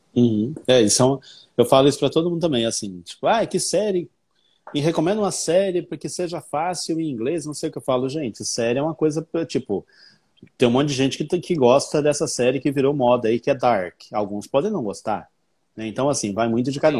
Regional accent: Brazil; accent: Brazilian; Meu sotaque é sotaque de brasileiro

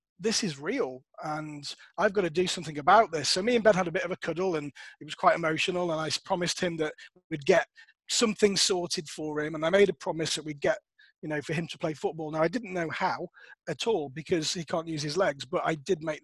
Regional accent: Worcestershire, West Midlands, United Kingdom; also born or lived in Nottingham; I had to move back to my hometown of Worcestershire

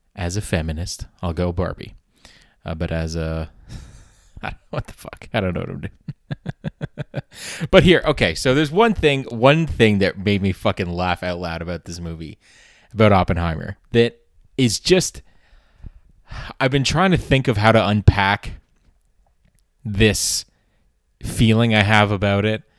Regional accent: Canada; as a Canadian

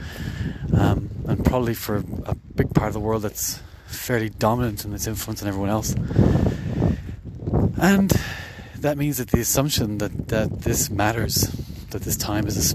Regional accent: Ireland; in Ireland, but more specifically where I grew up

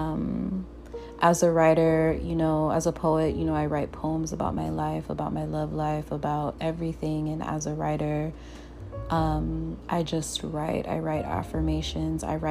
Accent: Jamaica; moved away; also born or lived in Portland, Oregon, United States; I've been able to, you know, grow up in Jamaica. My younger years, I've been able to experience going to primary school in Jamaica as well

